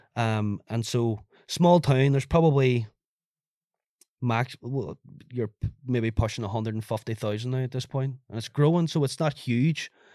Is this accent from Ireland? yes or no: yes; Ireland; as an Irish person